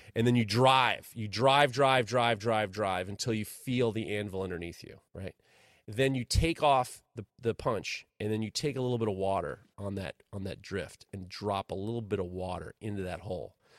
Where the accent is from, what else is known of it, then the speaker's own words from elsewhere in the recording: Ohio, United States; when I was growing up in Ohio, while I was in college in Ohio